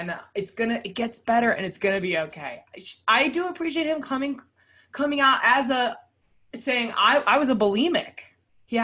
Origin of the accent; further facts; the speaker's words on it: Los Angeles, California, United States; I was being from